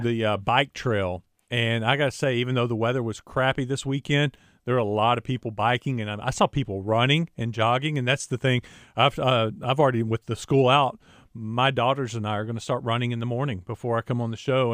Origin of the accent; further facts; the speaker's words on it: Jacksonville, Arkansas, United States; my hometown in Jacksonville